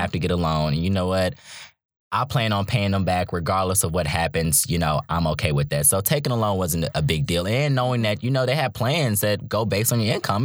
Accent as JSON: {"language": "English", "town": "Charlotte", "region": "North Carolina", "country": "United States", "also_born_or_lived": "Virginia / Raleigh, North Carolina", "moved": "yes", "lives_now": "Durham, United States", "said": "I'm from Charlotte, North Carolina, originally. Um, but I've lived in Virginia and Raleigh and now in Durham."}